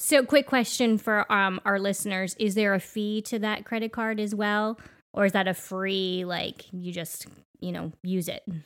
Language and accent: English; Canada; we are Canadian